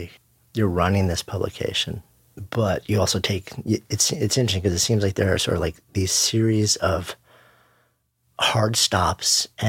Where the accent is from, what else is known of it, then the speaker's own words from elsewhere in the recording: Long Island, New York, United States; I'm a Long Island boy. I grew up in Washington.